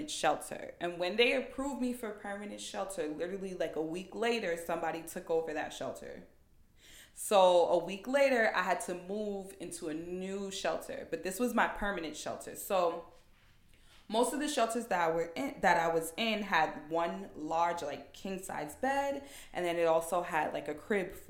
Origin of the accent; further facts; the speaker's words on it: New York City, New York, United States; I'm like from Queens. That's where everyone that I know lives.